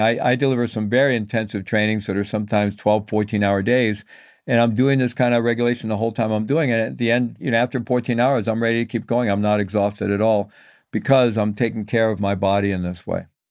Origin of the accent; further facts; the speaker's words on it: Missouri, United States; I'm from Missouri, you know, the show me state